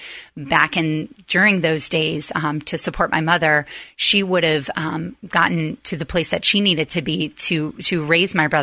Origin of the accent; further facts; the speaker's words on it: Gainesville, Florida, United States; moved away as an adult; now in Tampa, United States; I was actually born and raised in Gainesville, Florida